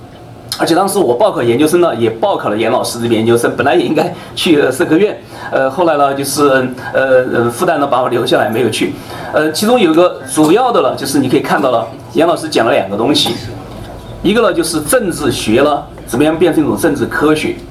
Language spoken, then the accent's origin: Chinese; China; now in United States; 呃，因为你们知道我从呃中国过来了，呃，我不会带很多的书，因为书都是很重的。